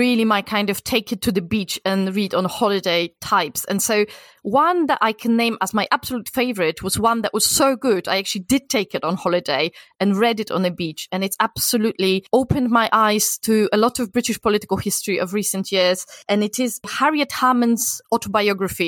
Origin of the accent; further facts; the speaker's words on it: Poland; moved away; I come from Poland, and for the first decade of my life, Poland was a communist country